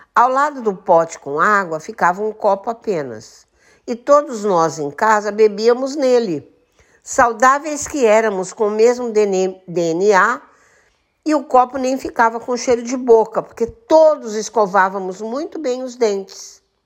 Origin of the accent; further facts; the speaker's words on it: Santa Rita do Passa Quatro, São Paulo, Brazil; moved away as an adult; also born or lived in Osasco; na cidade de Santa Rita do Passa Quatro pois esse é um pedacinho da minha história de vida, de uma infância feliz e de uma adolescência